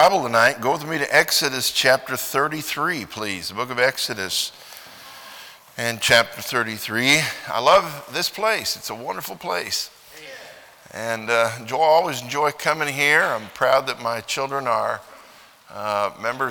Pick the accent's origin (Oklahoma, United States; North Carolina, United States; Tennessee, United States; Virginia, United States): Oklahoma, United States; I'm from Oklahoma